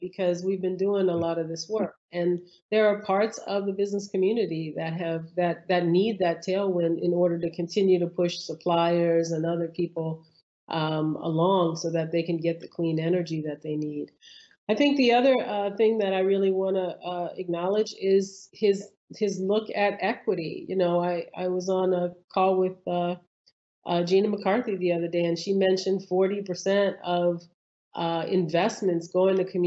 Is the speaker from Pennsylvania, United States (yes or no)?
no; New Orleans, Louisiana, United States; I grew up in New Orleans